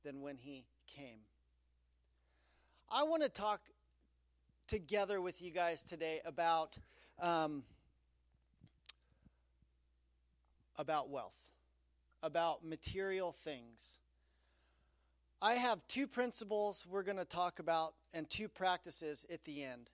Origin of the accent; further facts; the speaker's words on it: Aspen, Colorado, United States; I grew up in Aspen, Colorado.